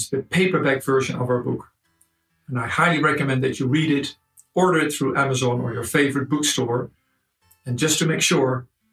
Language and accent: English; Netherlands; I'm from Holland.